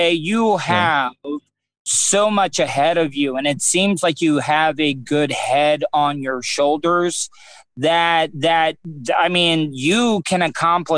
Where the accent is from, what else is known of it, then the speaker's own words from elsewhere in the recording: United States; being an American